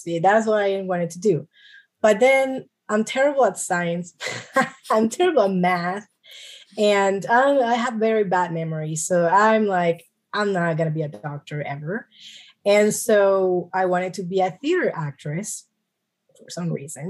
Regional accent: New York City, New York, United States; I was born in New York City. My family, both of my parents are Colombian

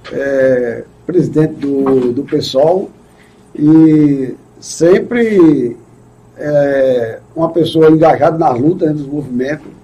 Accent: Pedras de Fogo, Paraíba, Brazil; also born or lived in Recife; Eu nasci em Recife. eu sou de é Recife. É, é. Mas na verdade eu me criei em Pé de Fogo

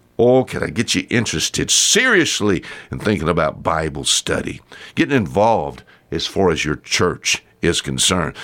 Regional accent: the South, United States; accent: Southern; I talk like, uh, I'm from the South

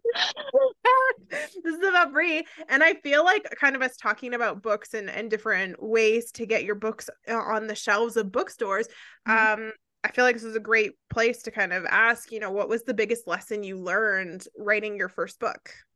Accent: Canada; I'm Canadian

